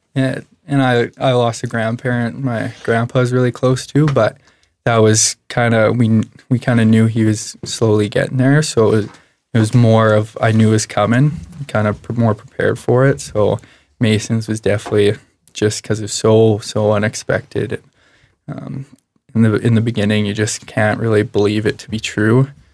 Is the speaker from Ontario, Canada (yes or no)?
no; Medicine Hat, Alberta, Canada; I was born and raised in Medicine Hat.